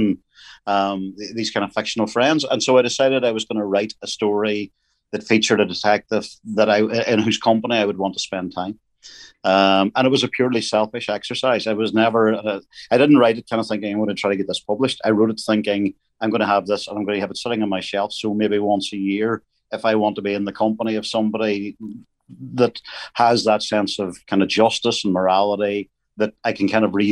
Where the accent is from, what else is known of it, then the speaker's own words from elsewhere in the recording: Northern Ireland, United Kingdom; growing up in Northern Ireland at that time